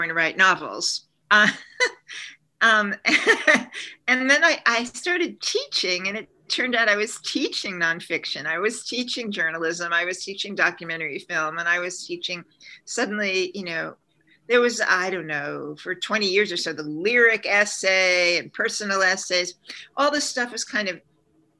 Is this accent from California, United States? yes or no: no; Long Island, New York, United States; also born or lived in Bronx, New York; I was born in the Bronx and I grew up on Long Island